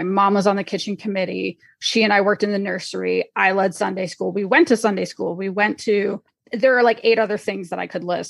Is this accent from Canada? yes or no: yes; Canada; And so I grew up in Canada, it's called the Fellowship Baptist Fellowship.